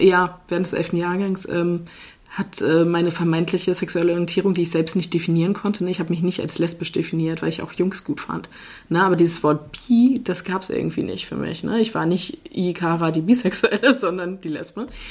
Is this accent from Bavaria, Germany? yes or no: no; Henstedt-Ulzburg, Schleswig-Holstein, Germany; moved away as an adult; also born or lived in Kiel; now in Bad Harzburg, Germany; ich komme halt aus Schleswig-Holstein, aus äh, dem wunderschönen Henstedt-Ulzburg, was niemand kennt